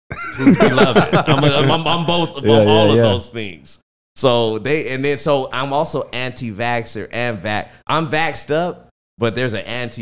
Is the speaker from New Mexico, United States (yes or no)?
no; California, United States; I'm from California